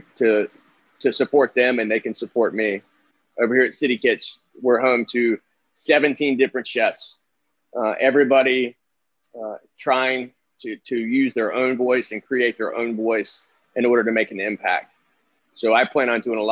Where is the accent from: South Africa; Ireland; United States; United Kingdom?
United States; the South; moved away; also born or lived in the North; I'm from the South, but I also lived up North.